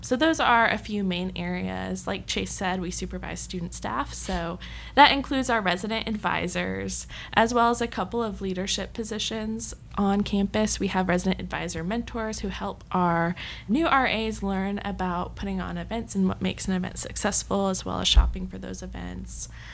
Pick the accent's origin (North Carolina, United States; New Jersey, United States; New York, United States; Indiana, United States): North Carolina, United States; Matthews; also born or lived in Texas; I'm from North Carolina, um, so if anyone's from the Matthews area, that is where I grew up